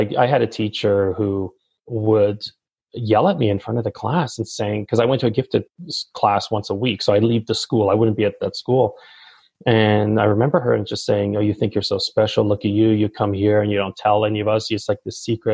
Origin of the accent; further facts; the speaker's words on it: Toronto, Ontario, Canada; I grew up in Toronto. I'm born and raised here.